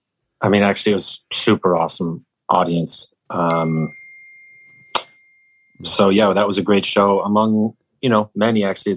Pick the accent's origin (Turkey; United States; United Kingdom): United Kingdom; England; born there; I think, you know, I was born in England.